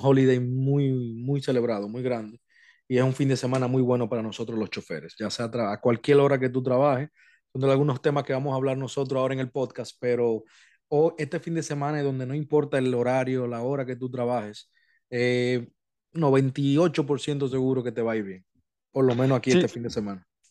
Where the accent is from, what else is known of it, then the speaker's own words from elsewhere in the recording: Dominican Republic; now in United States; República Dominicana, mi país natal